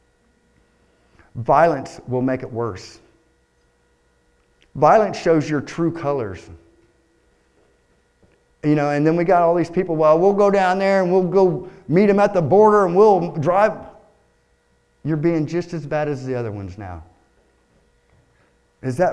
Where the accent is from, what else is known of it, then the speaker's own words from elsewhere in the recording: Texas, United States; moved away; I was born in Texas